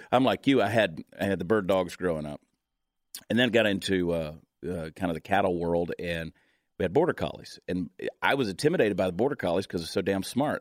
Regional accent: Georgia, United States; growing up in Georgia, uh, we grew up way down in the woods

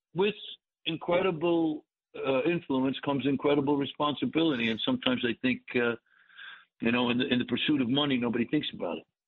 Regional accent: New York City, New York, United States; moved away as an adult; also born or lived in Hollywood; I grew up in Brooklyn in the 50s and 60s

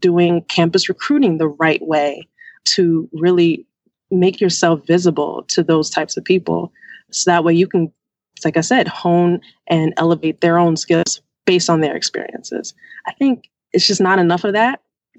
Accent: New York, United States; now in Washington, United States; Like I said, I live in D.C. I am from New York. I go there quite often.

